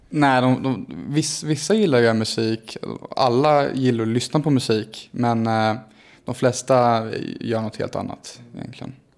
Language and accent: Swedish; Stockholm, Stockholm County, Sweden; när jag var liten och bodde på Djurgården